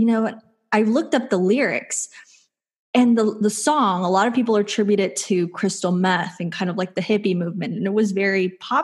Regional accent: Texas, United States; I grew up in Texas

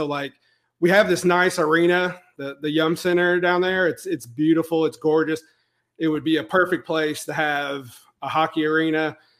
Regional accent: Louisville, Kentucky, United States; so I live in around Louisville, Kentucky, and I was like, it would be so awesome to have a hockey team in my hometown

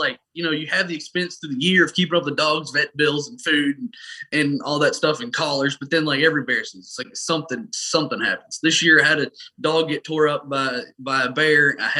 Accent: Pennsylvania, United States; born there; I was born in Pennsylvania. We deer hunted up there.

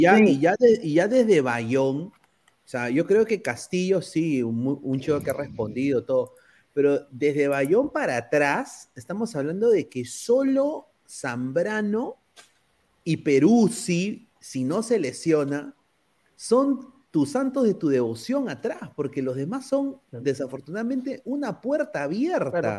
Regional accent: Peru; now in United States; como peruano

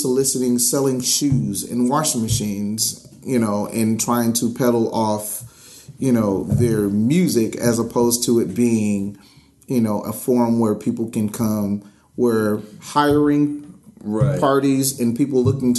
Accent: Miami, Florida, United States; moved away as an adult; now in Atlanta, United States; I'm not from Atlanta. I'm from Miami originally.

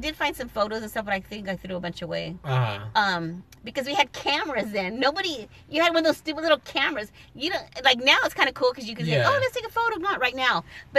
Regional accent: Norwalk, California, United States; Actually, Norwalk, Artesia, over there.

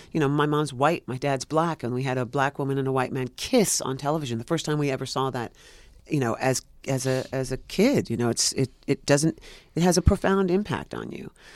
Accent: New York City, New York, United States; I'm born and raised in Greenwich Village, New York

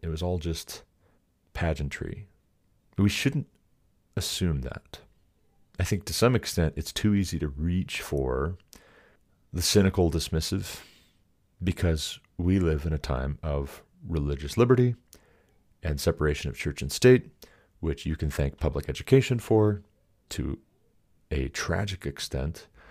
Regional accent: Montana, United States; now in Colorado, United States; being from Montana

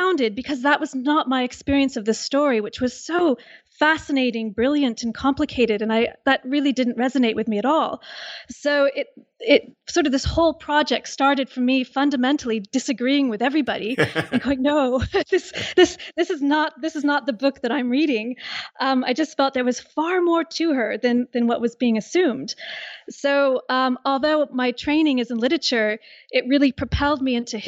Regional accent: California, United States; now in Liverpool, United Kingdom; I'm originally from California

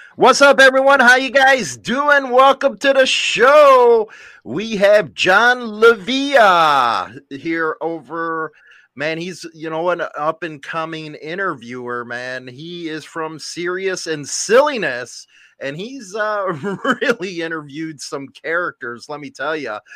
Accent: Chicago, Illinois, United States; where I grew up in Chicago

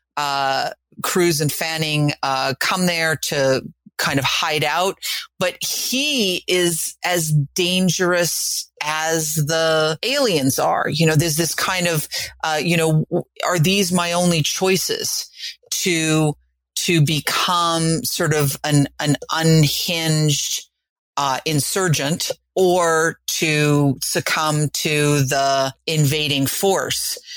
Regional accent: New York, United States; as a New Yorker

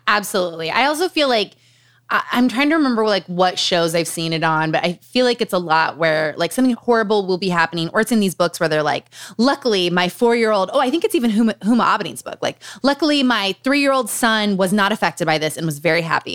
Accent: Utah, United States; Growing up in Utah.

